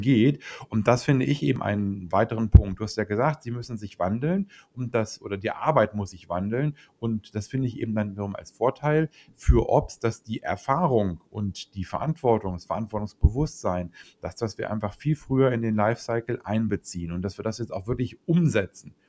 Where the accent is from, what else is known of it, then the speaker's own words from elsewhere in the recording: Germany; bei uns in Deutschland